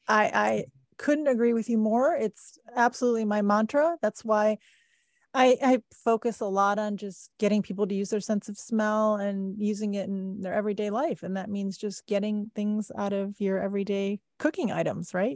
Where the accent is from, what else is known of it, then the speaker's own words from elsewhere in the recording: Midwest, United States; I grew up in the Midwest